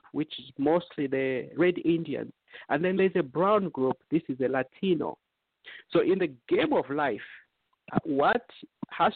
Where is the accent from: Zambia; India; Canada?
Zambia; Eastern Province; now in United States; we are all Zambians. We come from Zambia